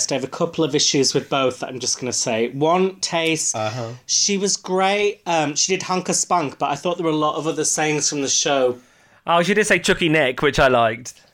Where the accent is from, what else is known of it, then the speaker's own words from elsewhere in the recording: Huddersfield, Yorkshire and the Humber, United Kingdom; accent: Yorkshire; she's doing my accent because Mel B's from Leeds, I'm from Huddersfield. It's the same. I mean, I've lost my accent.